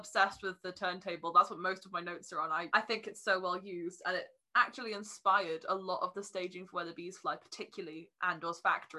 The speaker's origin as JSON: {"language": "English", "country": "United Kingdom", "said": "We're very British."}